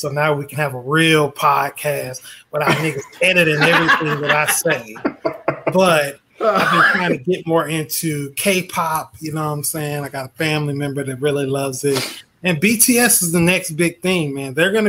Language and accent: English; Mississippi, United States; moved away; also born or lived in Florida; I'm from Mississippi.